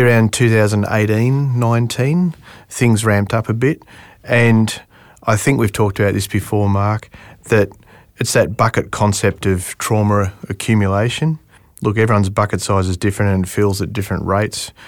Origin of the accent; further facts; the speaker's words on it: Melbourne, Victoria, Australia; moved away as an adult; I'm from Melbourne originally.